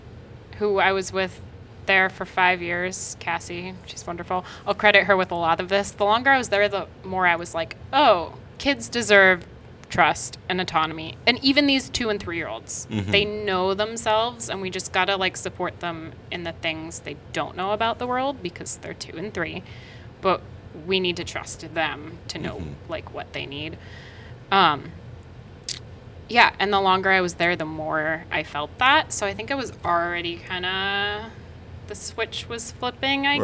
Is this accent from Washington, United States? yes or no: yes; near Bothell, Washington, United States; in Bothell, which was the closest to my hometown